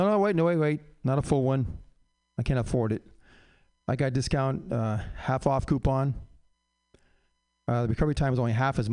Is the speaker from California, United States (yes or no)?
yes; San Francisco, California, United States; I was born in San Fran